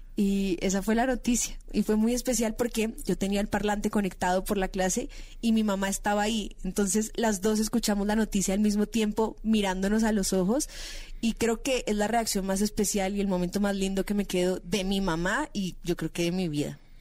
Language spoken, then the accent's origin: Spanish; Bogotá, Colombia; yo soy de Bogotá, tengo 24 años, empecé a trabajar en televisión